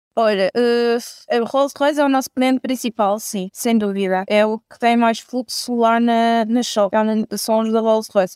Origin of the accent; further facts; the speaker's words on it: Belmonte, Centro, Portugal; sou de Belmonte, perto da Covilhã